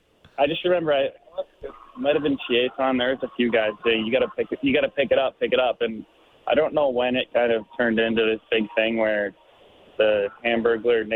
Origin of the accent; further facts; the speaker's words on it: Canada; a Canadian kid who grew up watching Hockey Night in Canada